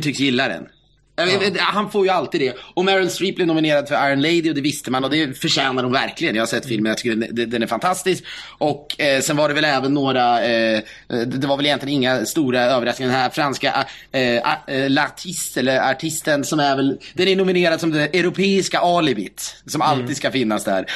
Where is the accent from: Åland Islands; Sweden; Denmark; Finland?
Sweden; Vi svenskar